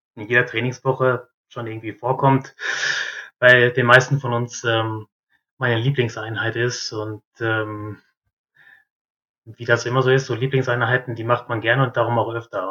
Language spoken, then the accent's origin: German; North Rhine-Westphalia, Germany; moved away as an adult; also born or lived in southern Germany; bei uns in Ostwestfalen